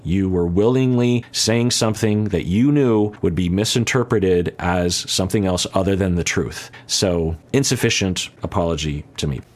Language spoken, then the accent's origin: English; United States; I'm an American citizen.